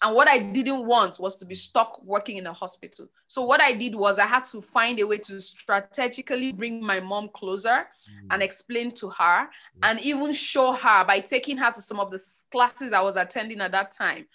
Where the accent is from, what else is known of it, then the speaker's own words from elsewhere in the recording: Nigeria; I grew up in Nigeria.